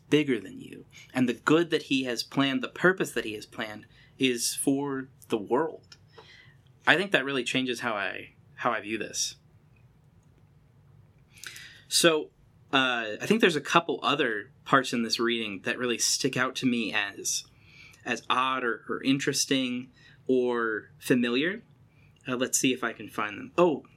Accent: United States; growing up in America

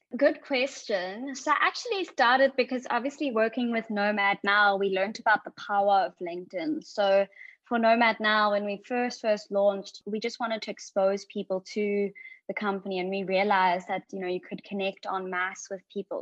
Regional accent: Johannesburg, Gauteng, South Africa; also born or lived in Cape Town; I was born and raised in Johannesburg, South Africa

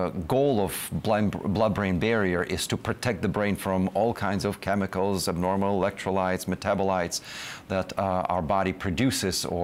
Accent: Russia; moved away as an adult; also born or lived in Israel; now in United States; I'm coming from Russia

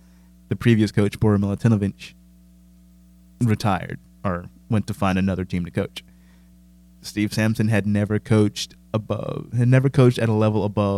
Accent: United Kingdom; I'm British. I like studying failure because that's just more interesting.

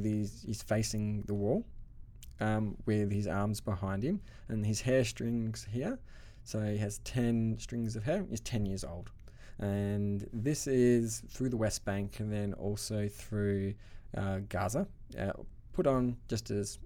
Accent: Australia; accent: Australian; Australian accent. My accent is strong

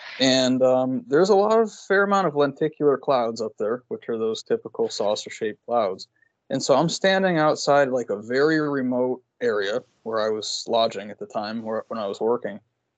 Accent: Connecticut, United States; moved away; also born or lived in Pacific Northwest; I'm from Connecticut, you know, Connecticut, when it rains, it's like it's like soup for hours after it rains.

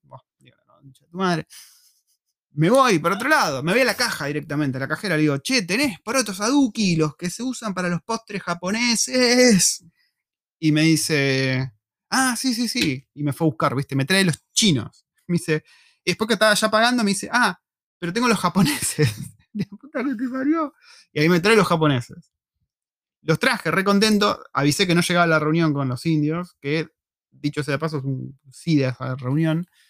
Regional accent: Argentina; moved away as an adult; also born or lived in La Plata, Argentina / Buenos Aires, Argentina; now in New Zealand; como los argentinos, como nosotros

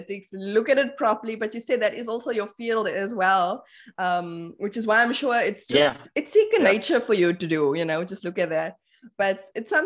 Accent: Port Elizabeth, Eastern Cape, South Africa; I'm born and raised in Port Elizabeth.

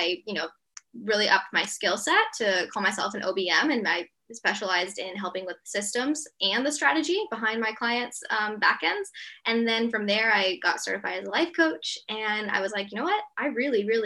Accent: Atlanta, Georgia, United States; moved away as an adult; now in Perth, Australia; I'm originally from Atlanta, Georgia in the US. I've lived in Australia since 2 days before the border shut when COVID came in March 2020

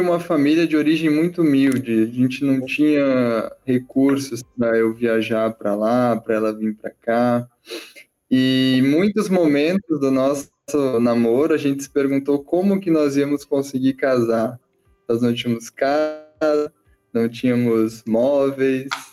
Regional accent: Porto Alegre, Rio Grande do Sul, Brazil; eu sou de Porto Alegre

